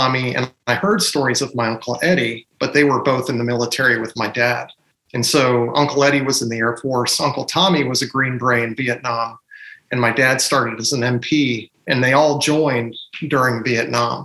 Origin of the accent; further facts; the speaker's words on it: Germany; I was born and raised in West Germany